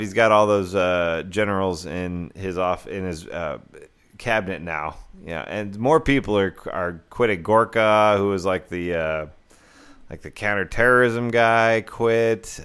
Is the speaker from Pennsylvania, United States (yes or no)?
no; Houston, Texas, United States; now in Austin, United States; growing up in Houston